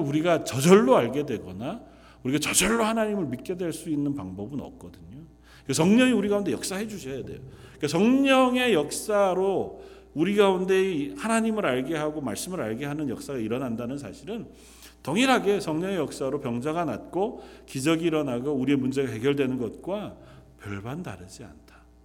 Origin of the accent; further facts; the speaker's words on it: South Korea; moved away as an adult; now in London; 우리가 나고 자란 태어난 그 땅에서 조금은 먼 곳에 떠나와 있어 삶을 살아가지만